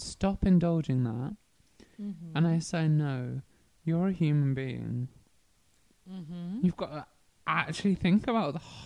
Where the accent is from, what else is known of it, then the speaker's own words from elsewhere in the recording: Worcestershire, West Midlands, United Kingdom; in my county, I'm from Worcestershire